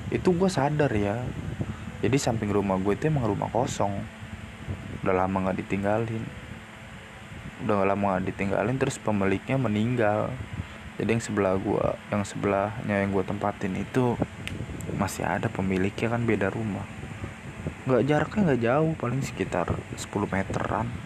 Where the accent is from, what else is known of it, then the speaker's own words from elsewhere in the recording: Java, Indonesia; menurut adat gua orang Jawa emang hal-hal mistis gitu masih ada apalagi kita tinggal di Indonesia